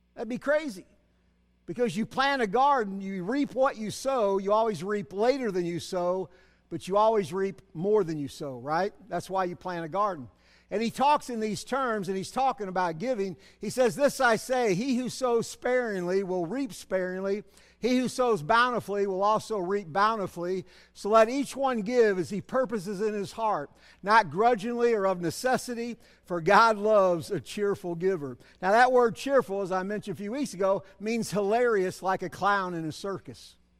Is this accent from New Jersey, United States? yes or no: no; Berkeley, California, United States; also born or lived in Cedar Hill; I grew up here in Berkeley